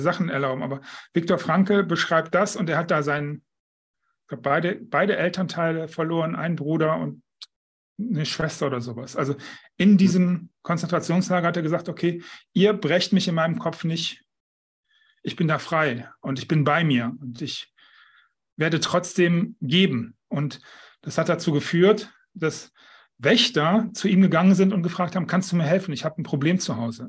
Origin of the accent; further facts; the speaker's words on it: Düsseldorf, North Rhine-Westphalia, Germany; now in Mallorca, Spain; Ich bin Düsseldorfer, empfinde ich als meine Heimat. Nicht mein Zuhause, das ist inzwischen Mallorca, aber meine Heimat ist Düsseldorf.